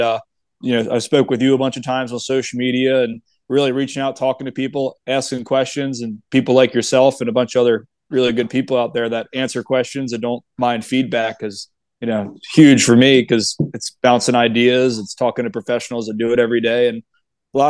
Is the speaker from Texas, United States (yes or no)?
no; Bel Air, Maryland, United States; born and raised in Bel Air, Maryland.